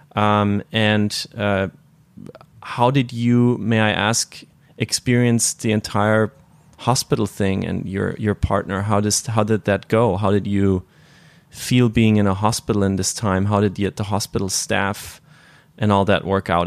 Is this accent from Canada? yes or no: no; northern Bavaria, Germany; I'm from the from Bavaria, from the northern part, which is Protestant and kind of more serious